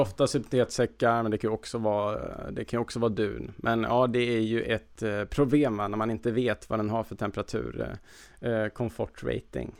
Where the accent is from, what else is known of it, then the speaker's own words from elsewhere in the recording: Värmland, Sweden; moved away; jag brukar ju först fira jul med min familj hemma i Värmland